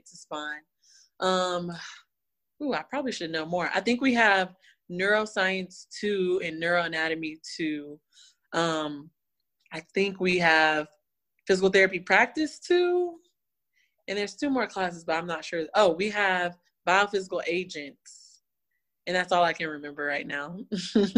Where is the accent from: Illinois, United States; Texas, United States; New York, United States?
Texas, United States; I'm from Texas